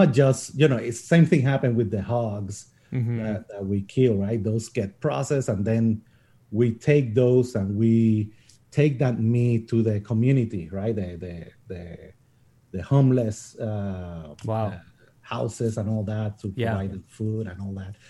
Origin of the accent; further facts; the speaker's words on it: Puerto Rico; moved away; I grew up in Puerto Rico.